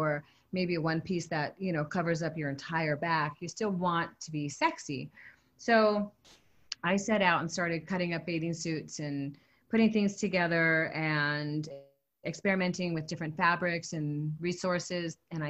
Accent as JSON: {"language": "English", "region": "California", "country": "United States", "lives_now": "Hawaii, United States", "said": "I'm from Southern California. I've lived here in Hawaii my whole life."}